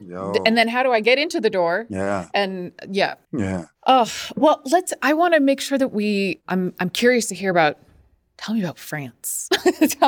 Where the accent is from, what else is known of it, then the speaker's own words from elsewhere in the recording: Massachusetts, United States; I was raised in Massachusetts